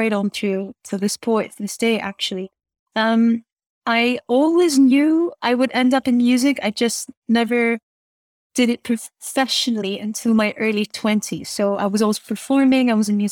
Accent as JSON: {"language": "English", "town": "Athens", "region": "Attica", "country": "Greece", "tie": "born or raised there", "also_born_or_lived": "Scotland", "said": "I was born and raised in Athens. And I went to international school. I was educated in English, and then hence the accent"}